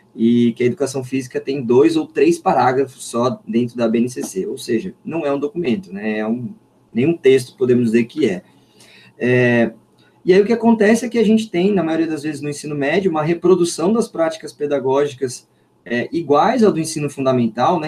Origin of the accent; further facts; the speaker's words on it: Limeira, São Paulo, Brazil; uma escola técnica aqui da minha cidade de Limeira, sou de Limeira